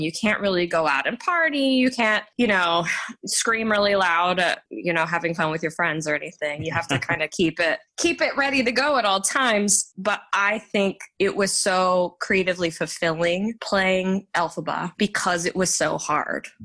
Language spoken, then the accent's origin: English; Garland, Texas, United States; also born or lived in Dallas, Texas; I was born in Dallas, Texas, but I grew up in a suburb called Garland, Texas